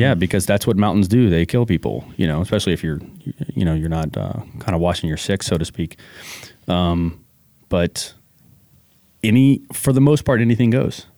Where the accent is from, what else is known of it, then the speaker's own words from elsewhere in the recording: New Orleans, Louisiana, United States; now in Washington, United States; I'm originally from New Orleans